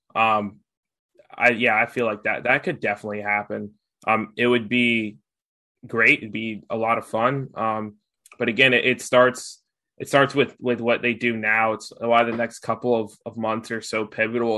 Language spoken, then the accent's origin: English; United States; as an American